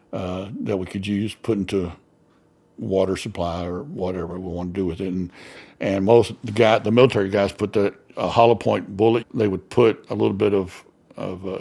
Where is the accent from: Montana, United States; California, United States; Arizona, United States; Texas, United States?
Texas, United States; Abilene; I grew up in Abilene, Texas.